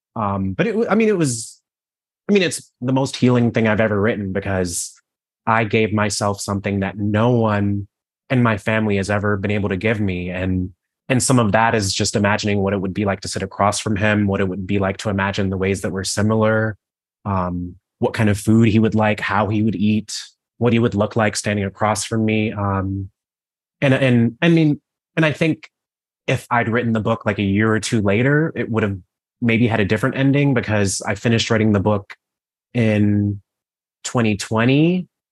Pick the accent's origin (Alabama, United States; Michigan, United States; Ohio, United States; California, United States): Ohio, United States; Cleveland; I grew up in Cleveland, Ohio.